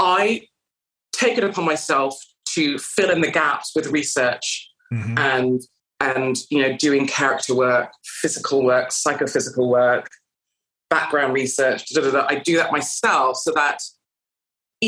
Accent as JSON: {"language": "English", "country": "Canada", "moved": "as an adult", "lives_now": "United Kingdom", "said": "I came from Canada and I had to learn English"}